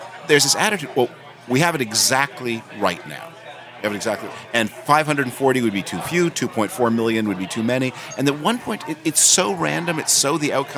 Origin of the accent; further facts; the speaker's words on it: Canada; now in United States; I'm an immigrant. I'm a naturalized U.S. citizen. I was born in Canada, and I became a citizen in 2007.